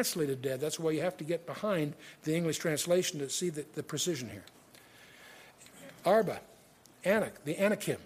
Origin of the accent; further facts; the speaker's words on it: United States; now in Coeur d'Alene, United States; I'm an American